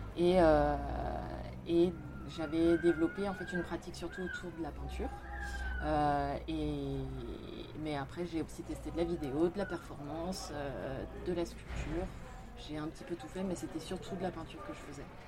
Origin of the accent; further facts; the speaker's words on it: Lyon, Auvergne-Rhône-Alpes, France; moved away as an adult; now in Paris, France; Donc j'ai grandi à Lyon. Euh, j'ai passé toute mon enfance là-bas